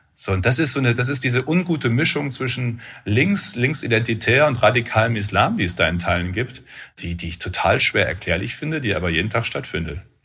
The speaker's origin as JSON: {"language": "German", "area": "Münsterland", "region": "North Rhine-Westphalia", "country": "Germany", "said": "Ich komme aus dem Münsterland, ist eine der auch landwirtschaftlich intensivsten Regionen in Europa"}